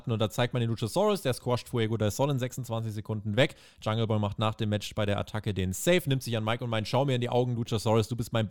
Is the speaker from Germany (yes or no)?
no; Canada; Und zwar nächste Woche in meiner Heimat, in Kanada.